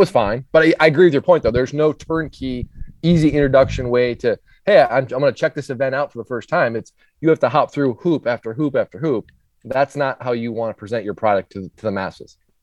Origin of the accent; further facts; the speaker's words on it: Minnesota, United States; now in Charlotte, United States; I grew up in Minnesota, so snowstorms and ice storms are very common